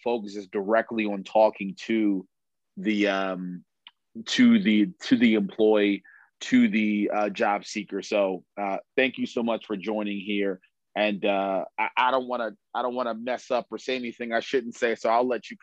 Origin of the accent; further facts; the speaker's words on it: Baltimore, Maryland, United States; I'm from Baltimore